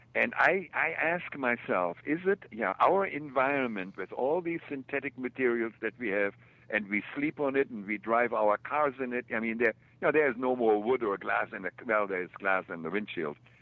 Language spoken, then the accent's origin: English; Germany; moved away; also born or lived in Kansas City; I grew up in Germany.